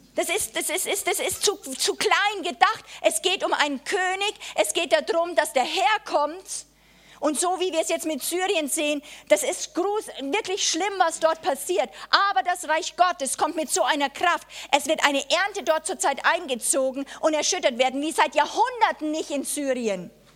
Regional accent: Germany; als Deutsche

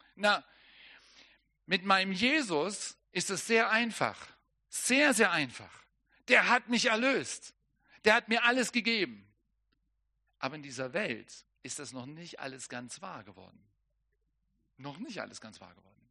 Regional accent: Germany; für mich als Deutscher

